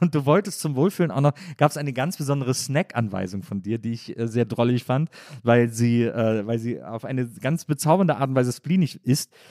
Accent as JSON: {"language": "German", "town": "Wesseling", "region": "North Rhine-Westphalia", "country": "Germany", "said": "in der Nähe von Wesslings, wo ich herkomme"}